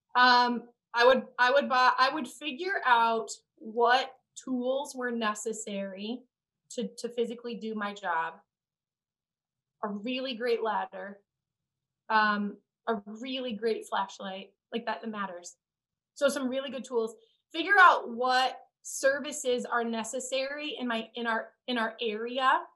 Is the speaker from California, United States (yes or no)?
no; Indiana, United States; moved away as an adult; also born or lived in New Orleans; we're both from the Midwest, I'm from Indiana